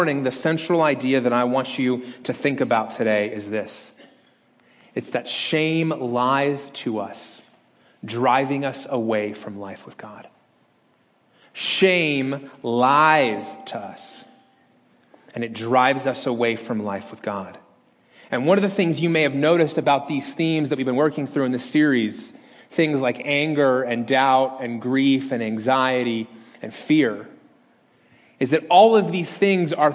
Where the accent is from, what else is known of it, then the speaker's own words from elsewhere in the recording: Las Vegas, Nevada, United States; moved away; my hometown